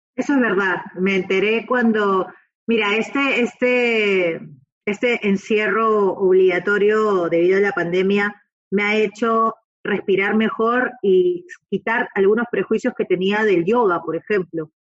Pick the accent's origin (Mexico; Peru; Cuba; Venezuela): Peru; yo soy peruana